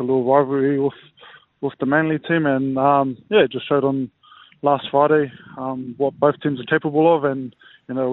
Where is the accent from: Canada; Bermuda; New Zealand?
New Zealand; Auckland; moved away as an adult; now in Australia; born and raised in Auckland. So been in Australia 6 years now.